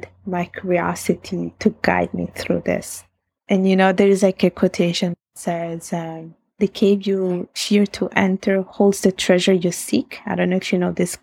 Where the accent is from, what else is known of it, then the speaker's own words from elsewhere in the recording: Italy; accent: Italian; English is a second language; now in Canada; My Italian accent comes out.